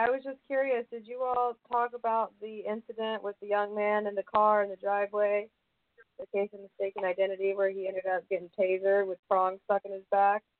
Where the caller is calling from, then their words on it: Georgia, United States; I'm calling from Georgia.